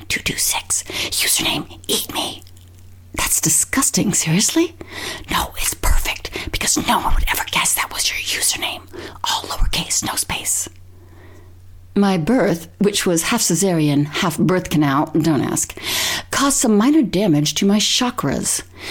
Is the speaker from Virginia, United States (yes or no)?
no; Berkeley, California, United States; born there; Furthermore, I was born in Berkeley, California